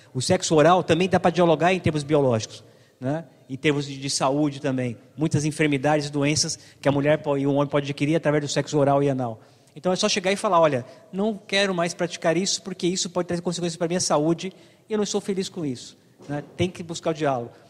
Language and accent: Portuguese; Brazil; nascemos no Brasil